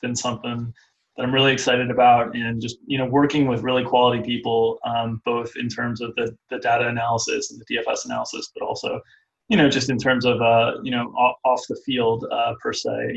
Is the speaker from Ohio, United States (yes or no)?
no; South Florida, United States; I didn't grow up in Chicago. I grew up in South Florida, but my dad was from Chicago